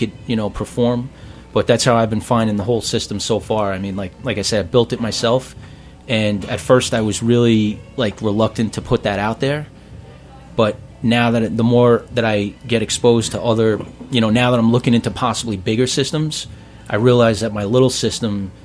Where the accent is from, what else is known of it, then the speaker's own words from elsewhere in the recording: New York City, New York, United States; moved away as an adult; I was born in Maspeth.